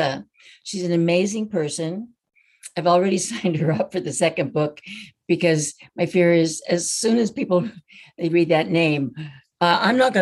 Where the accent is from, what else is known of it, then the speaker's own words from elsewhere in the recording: Washington, United States; where I grew up in Washington State